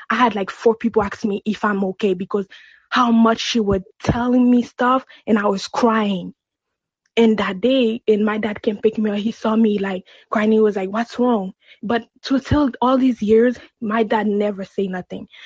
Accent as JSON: {"language": "English", "country": "Haiti", "said": "So I'm originally from Haiti."}